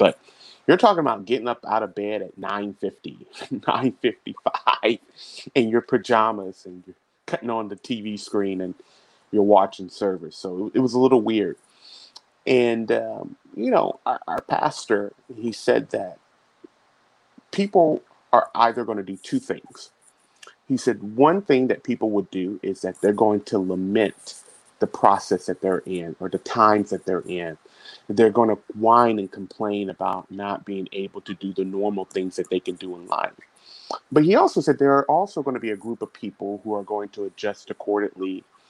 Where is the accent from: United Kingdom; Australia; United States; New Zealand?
United States; Augusta, Georgia; also born or lived in Dayton, Ohio / Germany / Korea; now in Tampa, United States; So I was born in Dayton, Ohio, but I consider Augusta, Georgia to be home. That's where I was raised. That's where I received all my education. I currently reside in Tampa, Florida with my wife, Raisa.